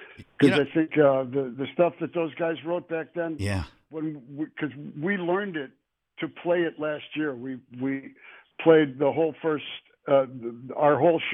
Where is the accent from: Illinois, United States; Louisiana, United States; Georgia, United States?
Illinois, United States; Chicago; Well, it was fun coming up in that. In retrospect, it was fun